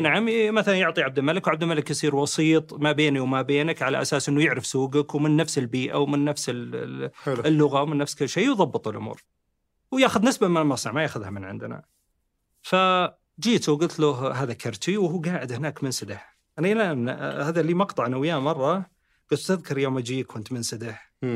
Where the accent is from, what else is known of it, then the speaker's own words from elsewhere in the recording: Saudi Arabia; احنا كمهندسين سعوديين